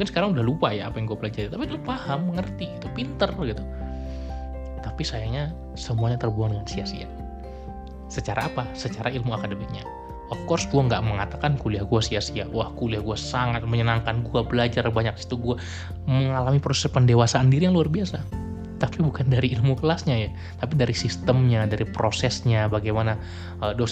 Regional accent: Medan, North Sumatra, Indonesia; gue pulang ke kampung halaman gue di Medan

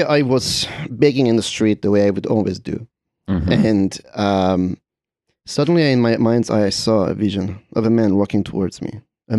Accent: Czechia; I'm from the Czech Republic, and we have some of the best sausages in the world.

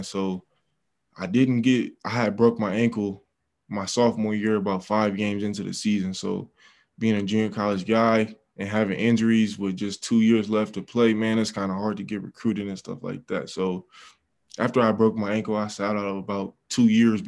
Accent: Oakland, California, United States; also born or lived in Brentwood, California; I got to Brentwood my freshman year in high school. Man, I was coming from Oakland, and I just got to Brentwood

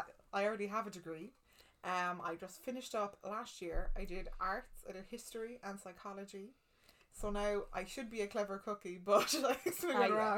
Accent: Cork, Munster, Ireland; accent: Cork twang; I don't know where I sound like I'm from, but I think there's an old Cork twang.

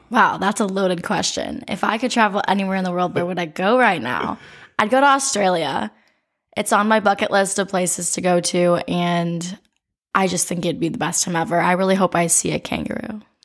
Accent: Oregon, Ohio, United States; I was born in Oregon, Ohio

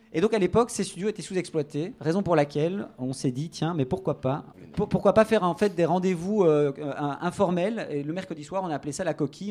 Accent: Brussels, Brussels-Capital Region, Belgium; Je suis bruxellois, natif bruxellois

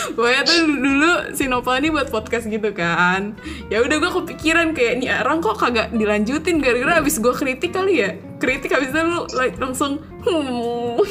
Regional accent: East Jakarta, Jakarta, Indonesia; moved away as an adult; now in Malaysia; gue asal Jakarta Timur dan gue sekarang ada di Malaysia untuk berkuliah

